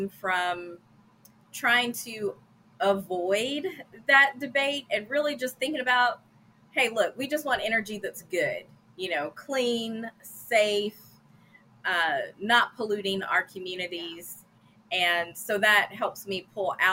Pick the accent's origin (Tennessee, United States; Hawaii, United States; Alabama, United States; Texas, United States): Tennessee, United States; Gallatin; I am from Gallatin, Tennessee